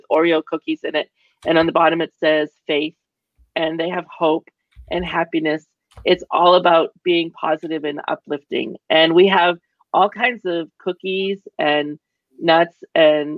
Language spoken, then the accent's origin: English; Boston, Massachusetts, United States; I'm from Boston